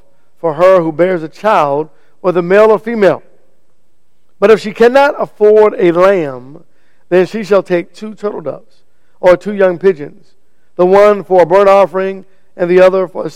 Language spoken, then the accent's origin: English; United States; I was born right here in America